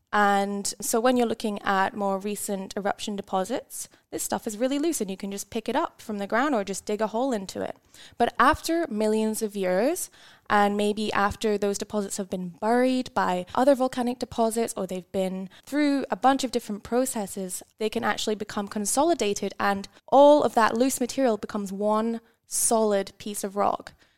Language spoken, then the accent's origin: English; Scotland, United Kingdom; moved away as an adult; now in Tasmania, Australia; I grew up in Scotland